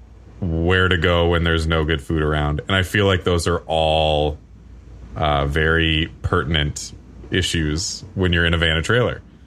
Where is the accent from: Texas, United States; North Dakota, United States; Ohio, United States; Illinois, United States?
Ohio, United States; I grew up in Ohio